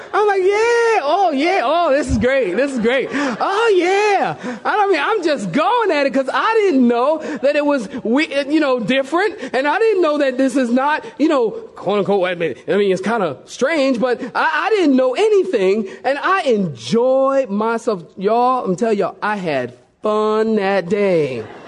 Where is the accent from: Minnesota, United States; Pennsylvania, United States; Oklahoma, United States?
Pennsylvania, United States; Philadelphia; I'm from Philadelphia, big city, and we have the subway